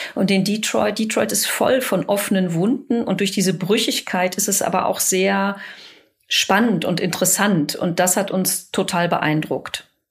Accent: Dortmund, North Rhine-Westphalia, Germany; also born or lived in Bochum; ich selber komme aus Dortmund

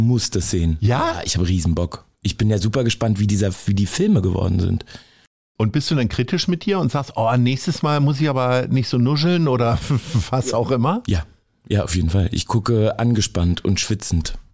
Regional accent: Hamburg, Germany; Ich bin halb in Stalzhoop groß geworden, ich bin halb in Sasel und halb in Stalzhoop groß geworden

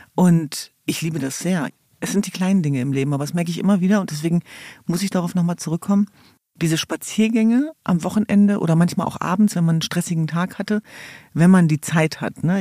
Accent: Hanover, Lower Saxony, Germany; ich komme aus Hannover-Linden

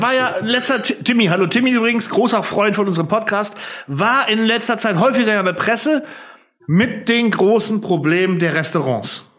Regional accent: Friesland, Lower Saxony, Germany; bei uns in Friesland

